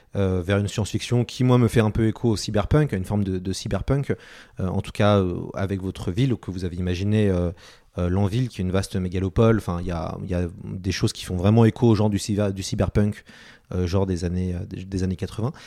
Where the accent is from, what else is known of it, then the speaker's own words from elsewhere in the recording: France; chez nous en France